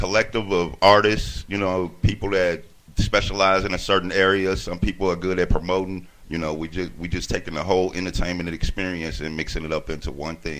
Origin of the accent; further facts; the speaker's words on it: Chicago, Illinois, United States; moved away; I'm originally from Chicago, Illinois.